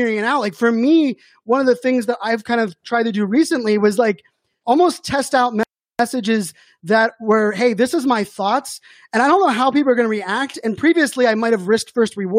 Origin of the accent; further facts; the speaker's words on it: Pittsburgh, Pennsylvania, United States; growing up in Pittsburgh